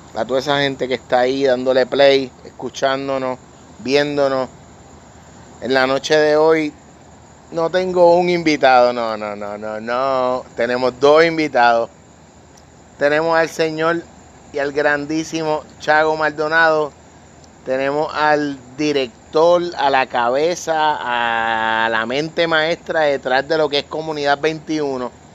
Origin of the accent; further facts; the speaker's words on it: Vega Baja, Puerto Rico; mi familia, mi hermana, mis primas todos, aunque somos de Vega Baja